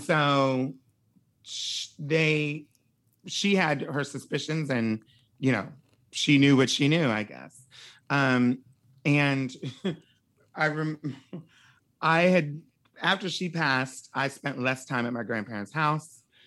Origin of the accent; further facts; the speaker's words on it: Wilmington, Delaware, United States; moved away as an adult; also born or lived in Pennsylvania; my grandparents' house is in Pennsylvania, um, which is where I was born, and then I grew up in Wilmington, Delaware.